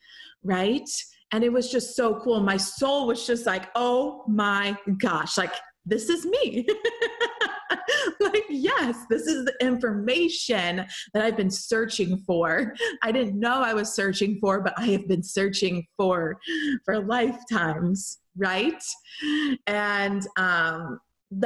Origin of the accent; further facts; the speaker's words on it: St. Louis, Missouri, United States; moved away as an adult; also born or lived in Milan, Italy; St. Louis, Missouri, my hometown